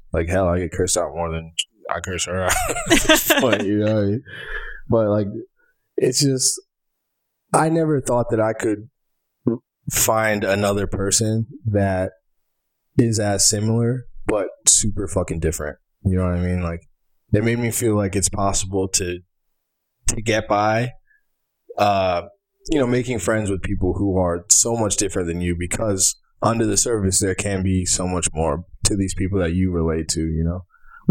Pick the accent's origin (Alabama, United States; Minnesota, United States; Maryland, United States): Alabama, United States; We're from Alabama, we grew up the same